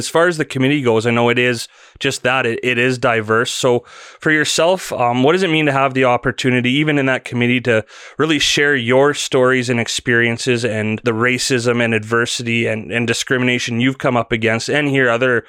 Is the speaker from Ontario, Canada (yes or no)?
no; Calgary, Alberta, Canada; My childhood growing up in Calgary as a Flames fan really brought me back there.